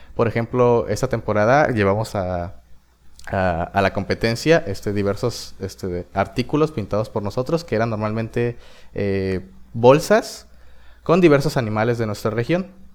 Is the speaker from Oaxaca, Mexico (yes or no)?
yes; El Espinal, Oaxaca, Mexico; yo soy del Espinal, es un pueblo en la región del Istmo de Tehuantepec, en Oaxaca.